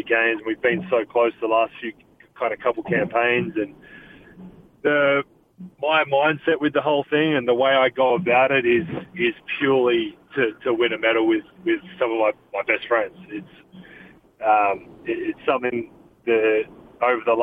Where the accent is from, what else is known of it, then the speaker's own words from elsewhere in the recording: Adelaide, South Australia, Australia; moved away; the Adelaide 36ers, which is my hometown.